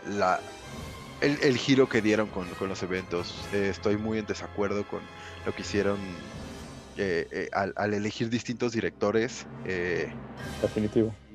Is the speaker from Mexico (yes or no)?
yes; Cuautitlán Izcalli, State of Mexico, Mexico; yo tenía como 15 años más o menos cuando nos conocimos. Oriundos de, de Iscali.